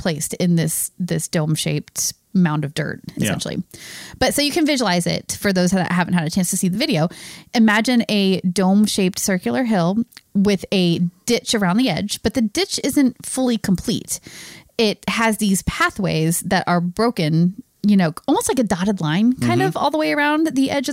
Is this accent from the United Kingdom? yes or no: no; United States; we're American